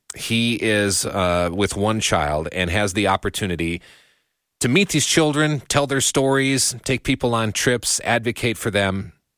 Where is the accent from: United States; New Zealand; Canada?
United States; me as an American